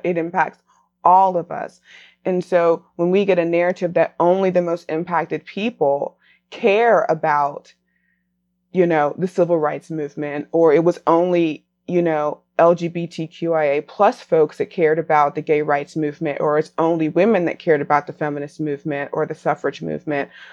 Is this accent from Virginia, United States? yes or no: no; Raleigh, North Carolina, United States; after leaving Raleigh, returning to Raleigh, married